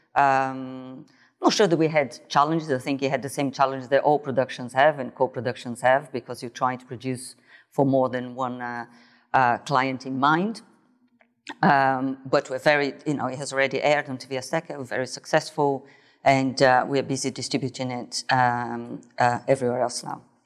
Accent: Brazil; moved away; I was born in Brazil, grew up there

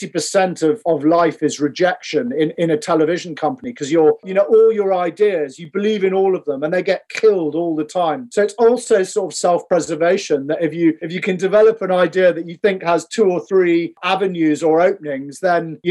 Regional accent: Scotland, United Kingdom; we're from Scotland

